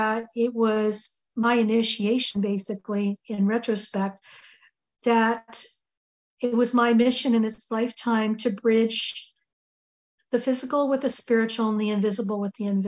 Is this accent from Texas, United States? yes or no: no; Connecticut, United States; We grew up in Connecticut